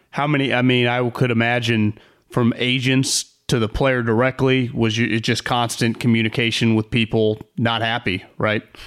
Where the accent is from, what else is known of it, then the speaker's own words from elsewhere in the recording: Davis, California, United States; was born and raised in Davis